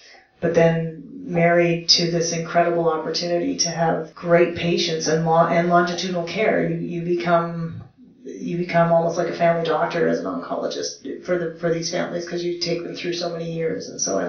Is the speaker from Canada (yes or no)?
yes; Canada; also born or lived in Moose Jaw, Saskatchewan / Germany; Sure. Yeah, so I am Canadian, that is correct. I'm a military brat. My dad was a pilot in the Air Force. Yes, Canada has an Air Force. And I grew up all over the country.